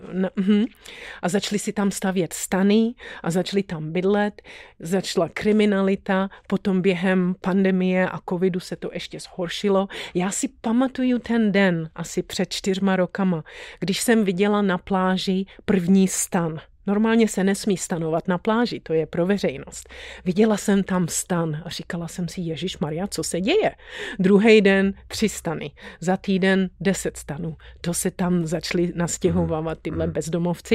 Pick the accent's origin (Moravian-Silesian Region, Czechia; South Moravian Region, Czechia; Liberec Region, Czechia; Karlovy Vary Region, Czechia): Liberec Region, Czechia; Tanvald; moved away as an adult; also born or lived in Sweden; now in Los Angeles, United States; Byla jsem narozená v Tanvaldě